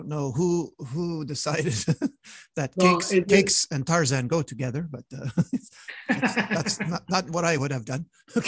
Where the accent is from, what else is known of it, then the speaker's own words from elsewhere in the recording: Montreal, Quebec, Canada; because I come from Montreal